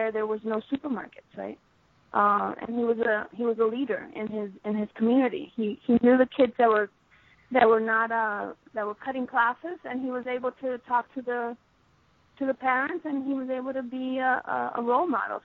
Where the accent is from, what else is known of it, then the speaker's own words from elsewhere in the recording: New York City, New York, United States; I was actually born in New York